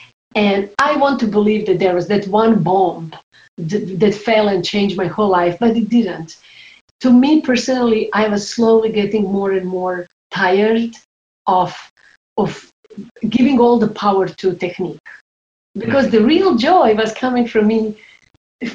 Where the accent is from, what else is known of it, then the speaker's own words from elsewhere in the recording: Croatia; moved away; also born or lived in New York; I was 15 years old when war started in my home country, Croatia